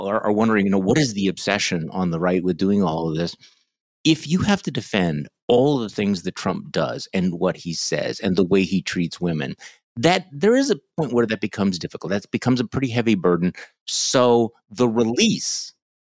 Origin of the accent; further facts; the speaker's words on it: Midwest, United States; I'm a Midwesterner